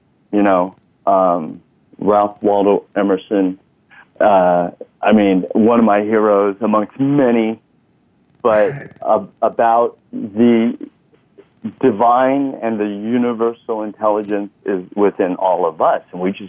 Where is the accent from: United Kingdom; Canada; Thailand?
Thailand; also born or lived in Texas; now in United States; You know, we came from Thailand, and then I graduated with a bachelor's in public health in San Antonio, Texas.